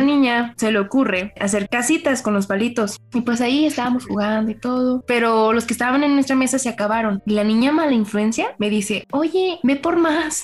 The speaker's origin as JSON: {"language": "Spanish", "region": "Sonora", "country": "Mexico", "tie": "born or raised there", "moved": "yes", "lives_now": "Guadalajara, Mexico", "said": "yo crecí en Sonora"}